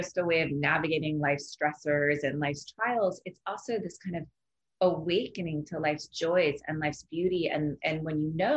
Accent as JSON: {"language": "English", "town": "Laguna Beach", "region": "California", "country": "United States", "tie": "born or raised there", "said": "my hometown, Laguna Beach"}